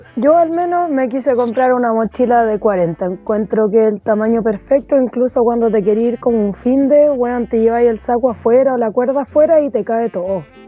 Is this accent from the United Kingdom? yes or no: no; Chile